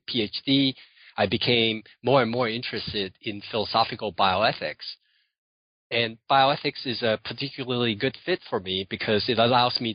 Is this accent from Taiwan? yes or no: yes; Taiwan; So I was born in Taiwan